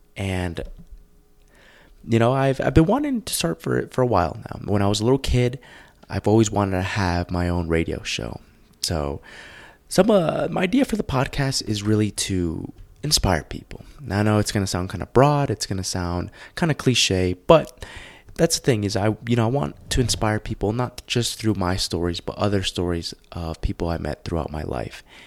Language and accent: English; New Jersey, United States; moved away as an adult; also born or lived in Los Angeles, California / Tucson, Arizona; now in Colorado Springs, United States; I grew up in New Jersey.